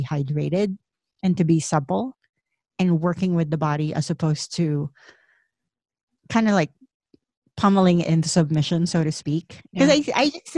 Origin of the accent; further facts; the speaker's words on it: Philippines; moved away as an adult; I grew up in the Philippines